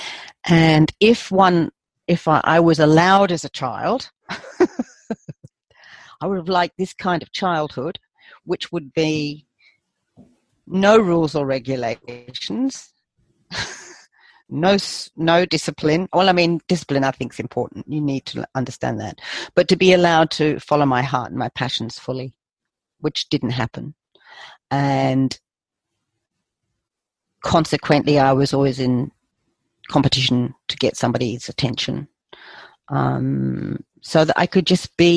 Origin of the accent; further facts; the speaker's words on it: England, United Kingdom; Being English